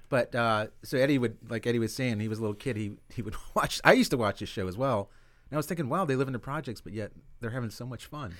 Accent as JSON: {"language": "English", "town": "Pompano Beach", "region": "Florida", "country": "United States", "tie": "born or raised there", "said": "I grew up in Pompano Beach, and, um, we were the only, like, Latin family in, in, in the neighborhood."}